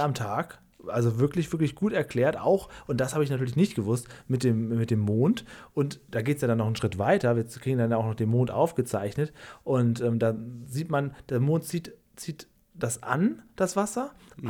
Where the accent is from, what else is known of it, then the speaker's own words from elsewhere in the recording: Cuxhaven district, Lower Saxony, Germany; Ich komme ja aus, aus Niedersachsen, aus dem Kreis Cuxhaven